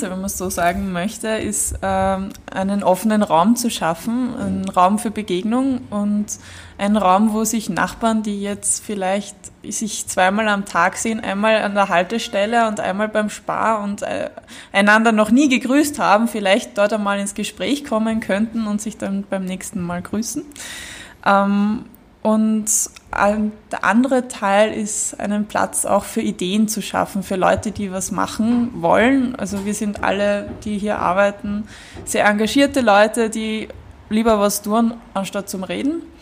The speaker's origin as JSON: {"language": "German", "region": "Vienna", "country": "Austria", "said": "Genau, also wir kennen Gersthof, wir sind alle aus Gersthof und wir wissen um die Gegebenheiten dieser Ecke hier"}